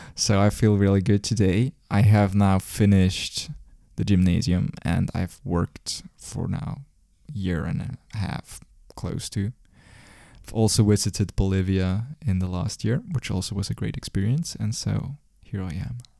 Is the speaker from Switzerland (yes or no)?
yes; Zurich, Switzerland; I grew up as well in Zurich. Um, I'm basically, I never moved in my whole entire life.